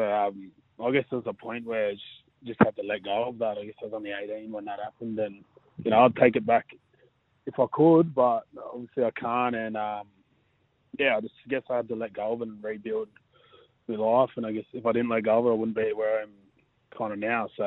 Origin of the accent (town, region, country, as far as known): Blacktown, New South Wales, Australia; born or raised there; now in Manly, Australia